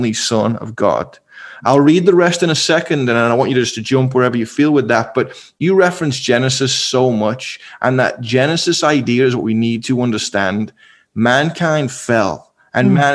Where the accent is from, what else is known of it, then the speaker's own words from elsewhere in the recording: Liverpool, North West England, United Kingdom; moved away; I'm from Liverpool, one of the most eclectic cities in the world. I grew up with every kind of Muslim